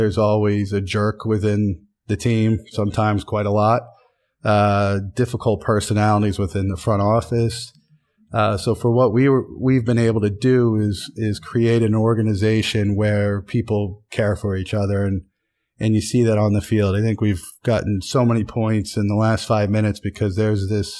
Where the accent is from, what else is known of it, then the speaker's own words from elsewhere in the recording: Williamsport, Pennsylvania, United States; Williamsport, Pennsylvania. Town of 35,000 people in the Susquehanna Valley. No one's ever heard of soccer before.